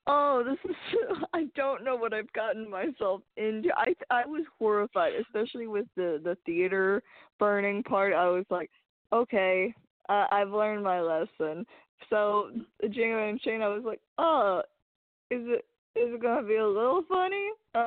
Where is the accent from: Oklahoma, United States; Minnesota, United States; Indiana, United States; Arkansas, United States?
Arkansas, United States; I'm from Arkansas